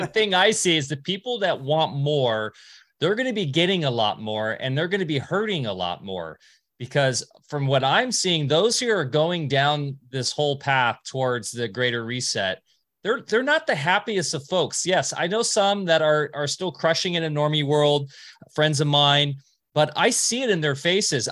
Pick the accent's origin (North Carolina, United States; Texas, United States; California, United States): California, United States; Huntington Beach; I grew up in Orange County, California, like Beach City, Huntington Beach